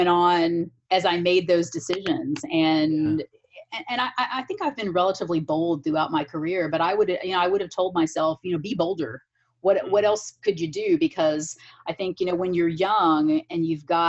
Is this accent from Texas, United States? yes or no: no; Lexington, Kentucky, United States; moved away as an adult; also born or lived in New York / California; I grew up in Kentucky and I moved from Lexington, Kentucky to Manhattan when I was 25.